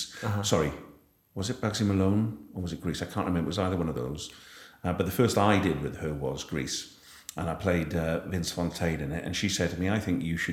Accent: Wales, United Kingdom; ended up playing tennis for Wales through the Army Cadets

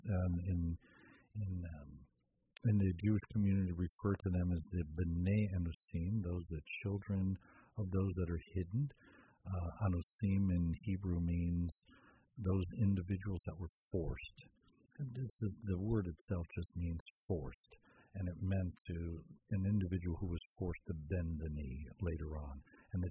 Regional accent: Arraiján, Panamá Oeste, Panama; moved away; Growing up, I grew up in Panama.

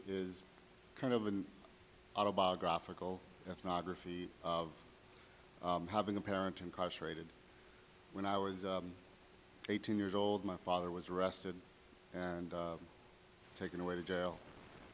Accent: California, United States; also born or lived in Riverside, California; we are originally from Raleigh, California

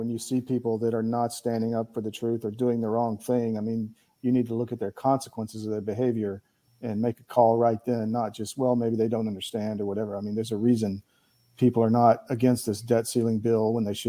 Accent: Georgia, United States; also born or lived in Miami-Dade County, Florida; now in Miami, United States; I grew up in Georgia and I spent a lot of time in Buckhead, et cetera.

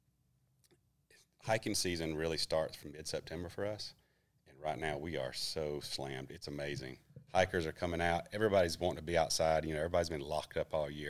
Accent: Columbus, Georgia, United States; moved away as an adult; now in Sylacauga, United States; I'm from Columbus, Georgia. I moved to Sylacauga in 2015

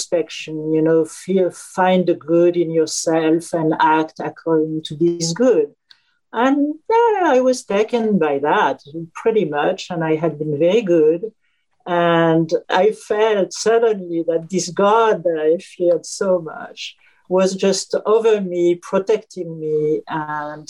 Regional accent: Auvergne-Rhône-Alpes, France; now in New York City, United States; I was born in France during World War II

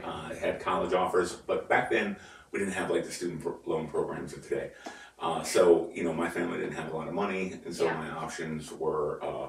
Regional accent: Pittsburgh, Pennsylvania, United States; And growing up in Pittsburgh.

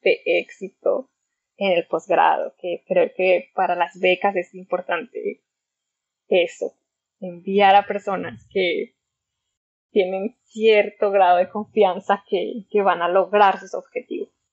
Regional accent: Zacatecas, Mexico; moved away as an adult; also born or lived in Liverpool; now in Ecuador; yo soy de Zacatecas, lo cual es en la alta montaña en el centro de México

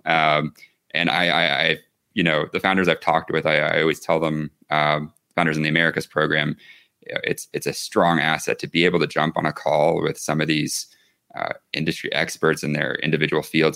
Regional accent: the South, United States; now in Santa Fe, United States; I'm originally from the the south

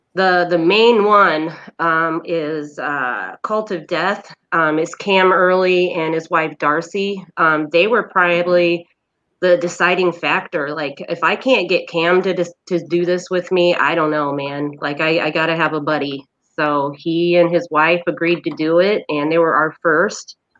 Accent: Indiana, United States; also born or lived in Denver, Colorado; now in Lansing, United States; I'm a Hoosier at heart. I was born in Indiana

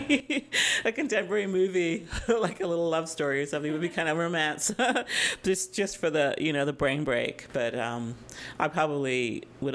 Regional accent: England, United Kingdom; now in North America; I was born in England

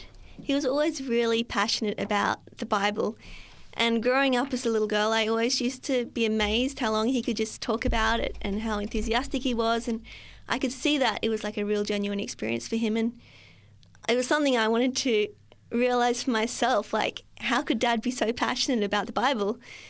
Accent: New South Wales, Australia; So I was born in the Hunter Valley

